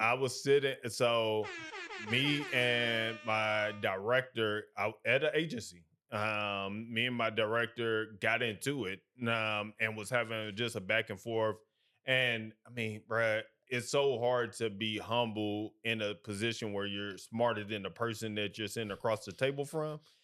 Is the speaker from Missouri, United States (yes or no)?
yes; St. Louis, Missouri, United States; moved away as an adult; also born or lived in Alabama / Birmingham, Alabama; now in Atlanta, United States; I hail from Midwest, Saint Louis to be exact.